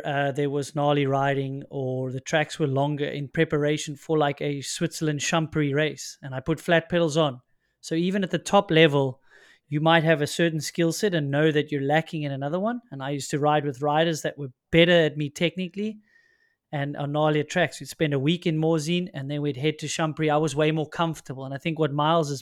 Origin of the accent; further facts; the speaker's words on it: South Africa; as a South African.